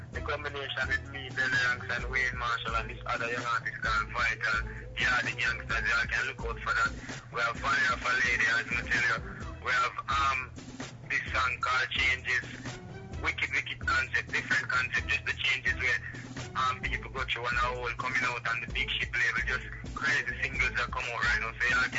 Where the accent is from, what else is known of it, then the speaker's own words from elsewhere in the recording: Kingston, Saint Andrew, Jamaica; As you know, I come from Maxfield, a small garrison in Jamaica, Kingston 13, you know what I'm saying?